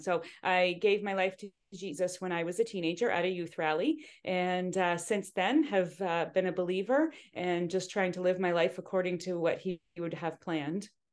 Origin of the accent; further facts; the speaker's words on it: Hamilton, Ontario, Canada; I was born in Hamilton and, uh, so not too far from here.